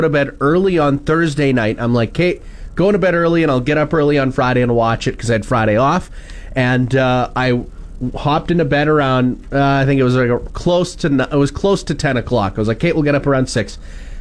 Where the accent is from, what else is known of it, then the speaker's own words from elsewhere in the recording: Wakaw, Saskatchewan, Canada; growing up in Waka, which is also a Ukrainian community